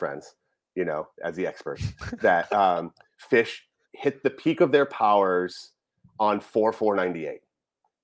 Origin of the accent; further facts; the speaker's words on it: New England, United States; now in Portland, United States; me growing up in New England